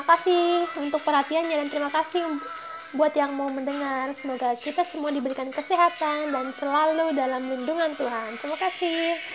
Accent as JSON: {"language": "Indonesian", "region": "West Nusa Tenggara", "country": "Indonesia", "said": "aku ini uh, asalnya dari Pulau Lombok Nusa Tenggara Barat. Nah, aku uh, aslinya suku Sasak guys"}